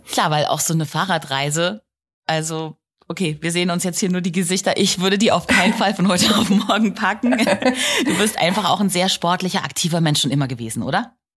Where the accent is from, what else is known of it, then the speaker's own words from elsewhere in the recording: Germany; hier bei uns in Deutschland